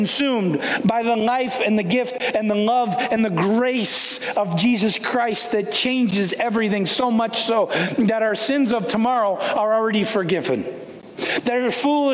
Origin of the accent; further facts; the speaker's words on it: Canada; I grew up in Canada